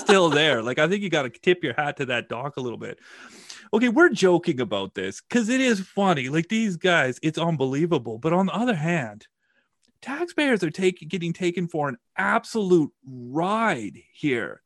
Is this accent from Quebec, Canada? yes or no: no; Saskatchewan, Canada; I'm from Saskatchewan. I don't have a lot of, like, nautical experience. You know, we're pretty landlocked here